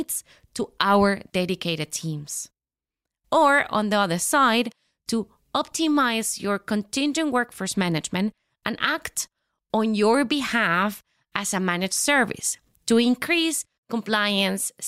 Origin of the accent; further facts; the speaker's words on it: Venezuela; moved away as an adult; now in Switzerland; I'm coming from Venezuela. Have been living in Switzerland for 19 years.